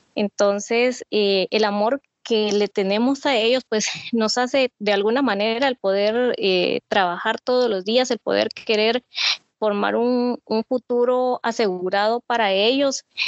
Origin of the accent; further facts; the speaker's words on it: Mazatenango, Suchitepéquez, Guatemala; soy de Mazatenango, Suchitepeques